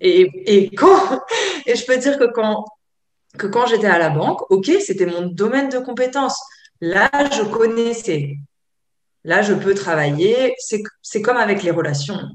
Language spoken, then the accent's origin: French; Provence-Alpes-Côte d'Azur, France; je viens de, la Côte d'Azur